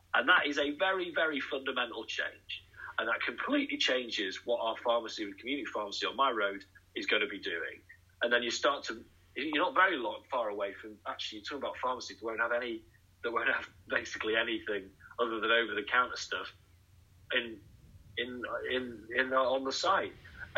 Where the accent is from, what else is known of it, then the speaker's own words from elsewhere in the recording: Nottingham, East Midlands, United Kingdom; and I would always mention Boots because I'm from Nottingham